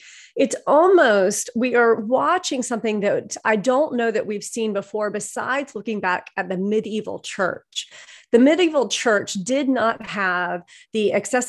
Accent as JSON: {"language": "English", "region": "the South", "country": "United States", "said": "I'm from the South"}